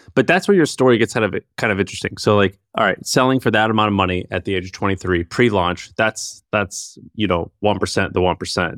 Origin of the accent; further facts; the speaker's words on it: St. Louis, Missouri, United States; I grew up in Saint Louis